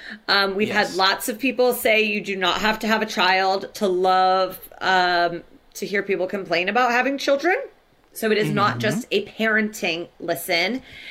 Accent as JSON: {"language": "English", "region": "Indiana", "country": "United States", "said": "I'm an Irish Catholic from Indiana."}